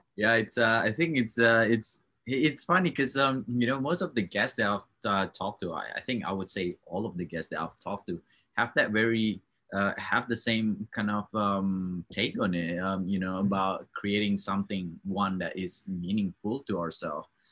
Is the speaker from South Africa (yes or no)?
no; Australia; now in Canada; i'm from australia